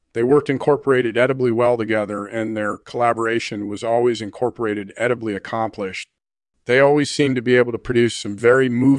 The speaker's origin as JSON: {"language": "English", "region": "England", "country": "United Kingdom", "tie": "born there", "said": "Well, I was born in England in 1965."}